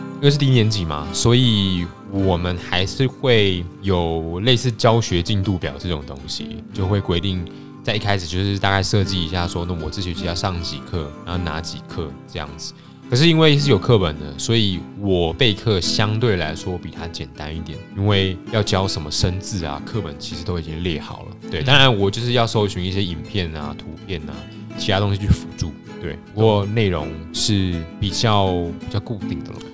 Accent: Taiwan; moved away as an adult; now in Germany; 我小时候在上课的时候是很安静的

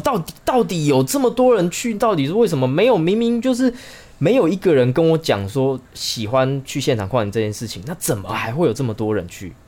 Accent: Chiayi, Taiwan; moved away as an adult; also born or lived in Taipei; 我们是嘉义人嘛

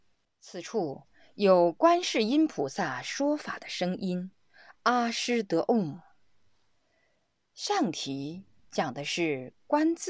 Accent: Sichuan, China; 用我们四川人的话来说，就叫瑜伽

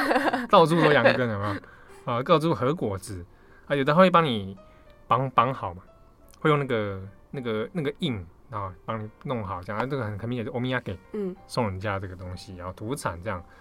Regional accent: Taiwan; 我大喜欢台湾境，我是台湾人啊。我们过农历新年

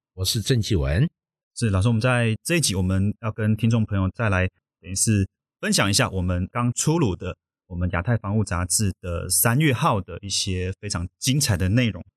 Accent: Taiwan; 我们台湾这边

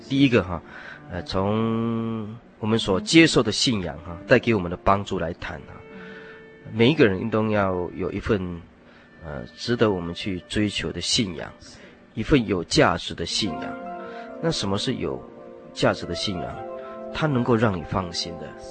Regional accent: Taiwan; 我们台湾人已经变成了一种灾难的健忘症

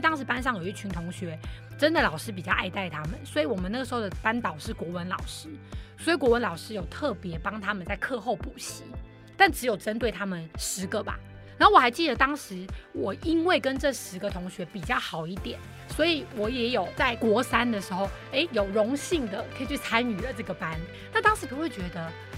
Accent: Kaohsiung, Taiwan; also born or lived in Taipei; 小时候在家里，在高雄就会很想妈妈。可真的回台北又会很想奶奶，然后就大家都要分开

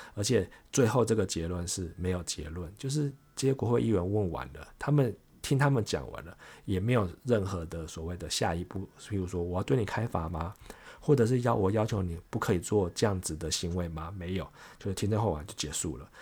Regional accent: Taiwan; 我们台湾人

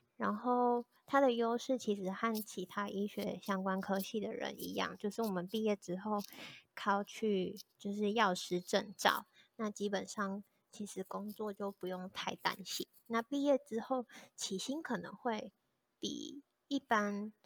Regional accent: Kaohsiung, Taiwan; moved away as an adult; now in Taipei, Taiwan; 我是高雄人，我是住在高雄的一个小乡镇，然后那时候就一直想要到台北这个大城市看看

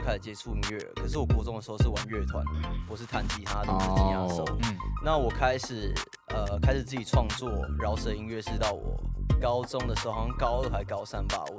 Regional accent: Taichung, Taiwan; 土生土长，从出生到现在都住在台中。

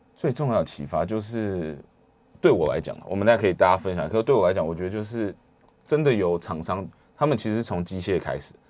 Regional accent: Taiwan; 我来自台湾

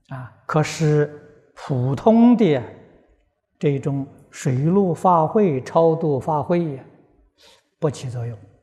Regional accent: Guizhou, China; moved away; 我过去小时候在贵州念书

